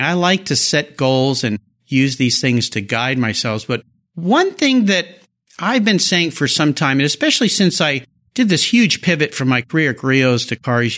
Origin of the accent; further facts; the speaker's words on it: La Jolla, California, United States; I grew up in Southern California in La Jolla